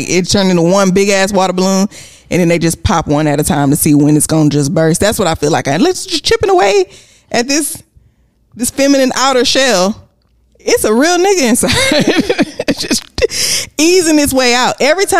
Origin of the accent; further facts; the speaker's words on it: Houston, Texas, United States; also born or lived in Galveston; I don't consider myself to be from Texas. From Houston. I'm from Galveston.